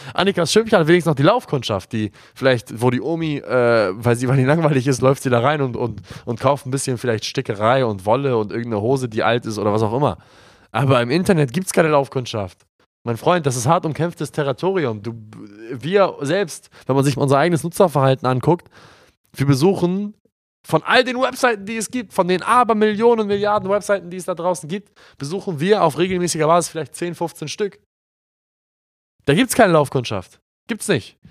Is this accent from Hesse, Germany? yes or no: no; Hamburg, Germany; also born or lived in Glinde / Reinbek; wir kommen ja aus Hamburg und da, wo wir wohnen, ist ja, ist ja 10 Kilometer außerhalb von Hamburg, Glinde Rheinbeck